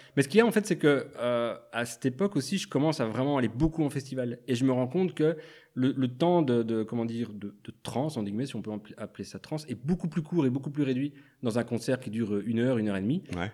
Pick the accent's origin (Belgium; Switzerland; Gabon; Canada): Belgium; La Louvière, Wallonia; now in Brussels, Belgium; je viens de la Louvière